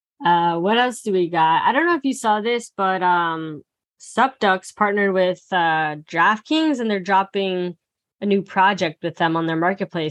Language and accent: English; Phoenix, Arizona, United States; That's my hometown.